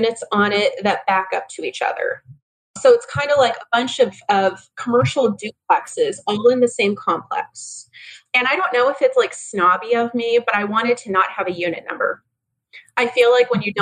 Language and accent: English; Mesa, Arizona, United States; I am fifth generation from Arizona